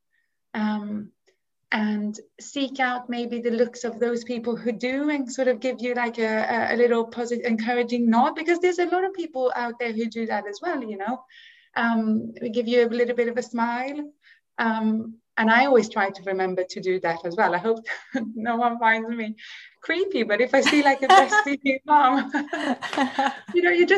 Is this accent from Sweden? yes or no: yes; Sweden; now in United Kingdom; I grew up in Sweden